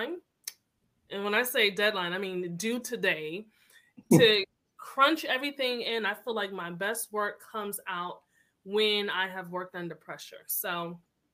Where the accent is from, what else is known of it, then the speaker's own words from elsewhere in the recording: Hartford, Connecticut, United States; now in Atlanta, United States; I am in Atlanta, Georgia, but I am originally from Hartford, Connecticut